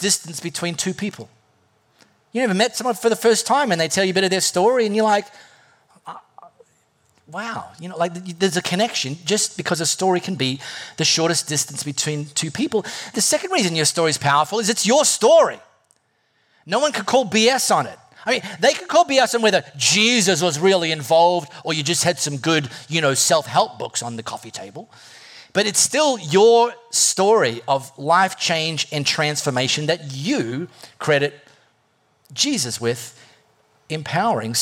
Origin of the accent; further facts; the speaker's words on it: High Wycombe, South East England, United Kingdom; I was raised in High Wycombe, in a family, in a Catholic family